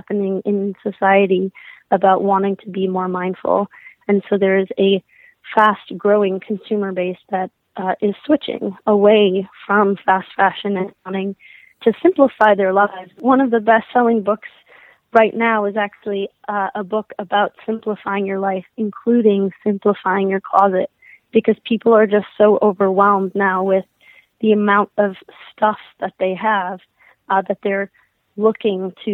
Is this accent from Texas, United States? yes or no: no; Minnesota, United States; I grew up in Minnesota